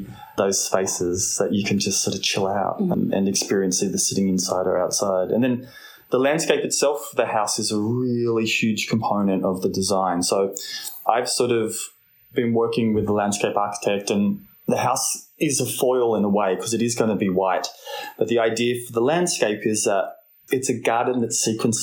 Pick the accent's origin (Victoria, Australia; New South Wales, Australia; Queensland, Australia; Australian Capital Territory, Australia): New South Wales, Australia; Royal National Park; I grew up on the Roy National Park.